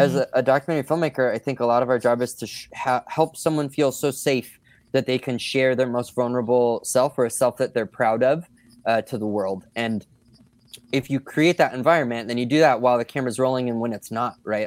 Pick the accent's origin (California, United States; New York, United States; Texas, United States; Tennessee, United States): California, United States; just south of Sacramento, Northern; also born or lived in San Diego, California; I was born down there and spent a lot of adult life there. And I was raised in Northern California, uh, just south of Sacramento.